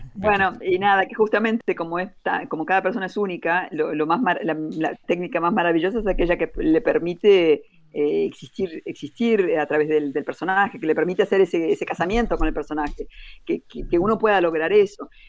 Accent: Uruguay; moved away as an adult; also born or lived in Brussels, Belgium; Yo nací, viví mis primeros 25 años en Uruguay

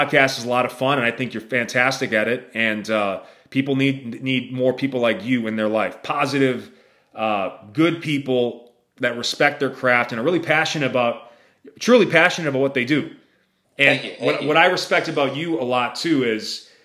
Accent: Wisconsin, United States; I'm from the Midwest, from Wisconsin

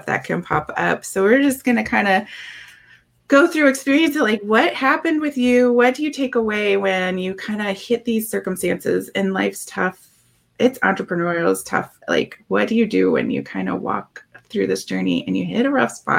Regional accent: Minnesota, United States; I'm from Minnesota

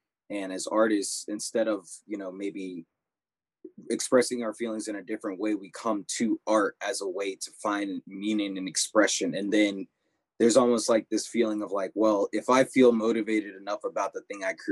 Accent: Fuquay-Varina, North Carolina, United States; now in Winston-Salem, United States; I'm from the Triangle area, Fuquay Varina, but I'm based out in Winston-Salem now

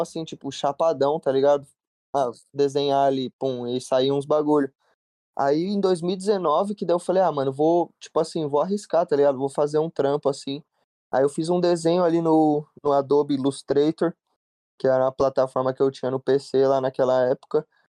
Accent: Jundiaí, São Paulo, Brazil; also born or lived in Piracicaba, Brazil; now in Los Angeles, United States; eu sou natural lá de Piracicaba, tipo, nasci em Piracicaba, mas daí com meus sete anos eu me mudei pra Jundiaí

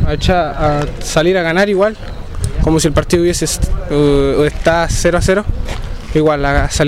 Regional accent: Chile; siempre dicen que soy de otro país, pero soy chileno. Mi papá es africano, pero soy chileno.

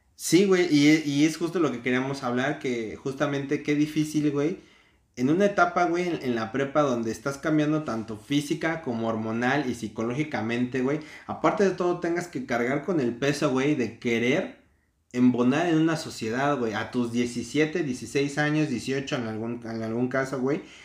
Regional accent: Mexico

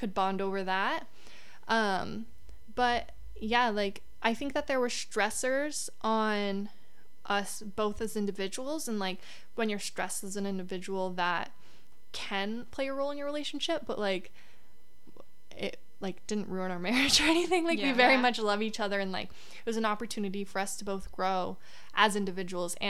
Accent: Canada; as a Canadian too

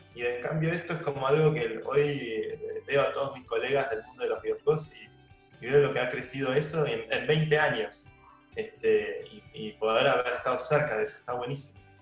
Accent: Argentina; moved away as an adult; also born or lived in New York / San Francisco; now in Spain; una cultura mucho más parecida a la nuestra, a los argentinos

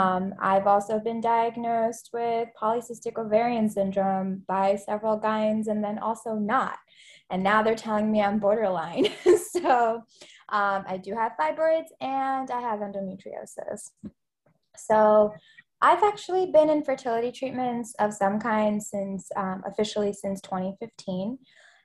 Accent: Philadelphia, Pennsylvania, United States; now in Atlanta, United States; I go by she, her pronouns. I'm based here in Atlanta, Georgia. I'm originally from Philadelphia area. We moved around a lot in Pennsylvania, but I just kind of claim Philly since that's the longest I lived anywhere

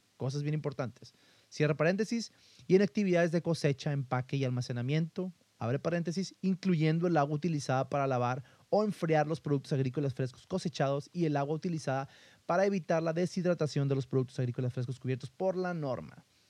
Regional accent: northern Mexico, Mexico; De aquí de donde yo soy, esta parte del norte de México

